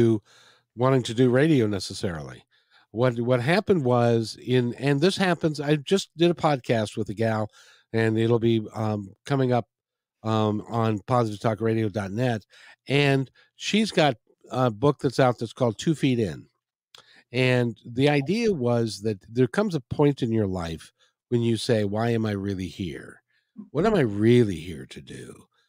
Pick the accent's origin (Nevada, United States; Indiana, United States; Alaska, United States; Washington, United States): Washington, United States; Seattle; growing up in the Seattle area. In those days, if people will remember, if you were here, it was a kinder, gentler place.